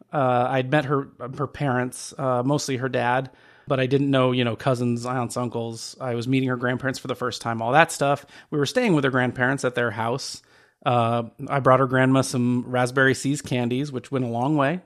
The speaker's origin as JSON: {"language": "English", "town": "Phoenix", "region": "Arizona", "country": "United States", "said": "I'm from Phoenix, which is dry as hell"}